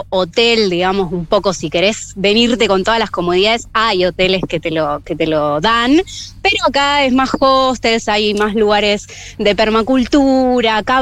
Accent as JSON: {"language": "Spanish", "town": "San Marcos Sierra", "region": "Córdoba", "country": "Argentina", "tie": "born or raised there", "said": "y bueno, es mi pueblito, es el pueblito de la mía es uno de los pocos pueblos de acá de Córdoba"}